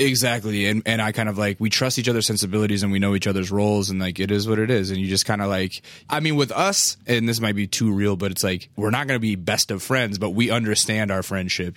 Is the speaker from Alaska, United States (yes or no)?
yes; Alaska, United States; I'm from Alaska